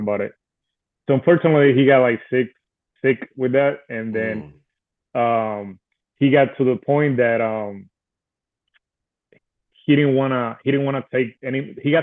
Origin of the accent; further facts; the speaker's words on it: Puerto Rico; I was born and raised in Puerto Rico.